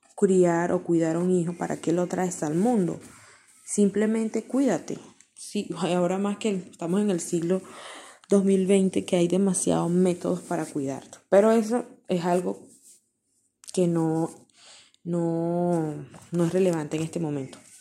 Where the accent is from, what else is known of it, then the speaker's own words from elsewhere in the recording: Venezuela; mi país, Venezuela